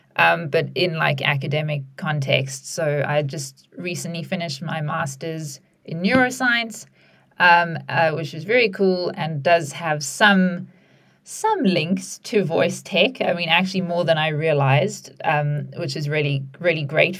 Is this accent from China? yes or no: no; South Africa; moved away as an adult; now in United Kingdom; I also recently moved here from a different country. I'm from South Africa